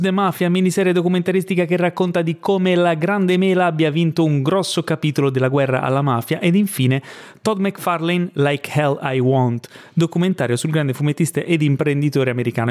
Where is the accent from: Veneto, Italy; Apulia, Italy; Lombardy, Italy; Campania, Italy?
Campania, Italy; Ischia; moved away; Sono stato a Ischia, che sono di Ischia, chi mi conosce bene lo sa, eh, ho casa lì